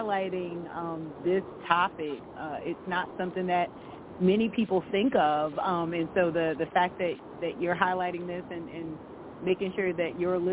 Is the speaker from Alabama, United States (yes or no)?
no; Virginia, United States; I grew up in Virginia on the coast